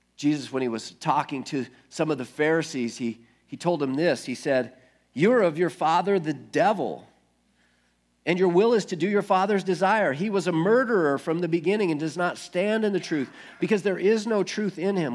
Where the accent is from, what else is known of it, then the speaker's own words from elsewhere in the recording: United States; I guess I'm a Christian because I grew up in America